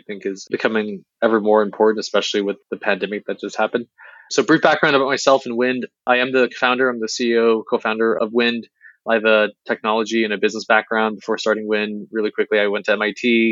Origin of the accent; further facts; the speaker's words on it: Beijing, China; moved away; I was born in Beijing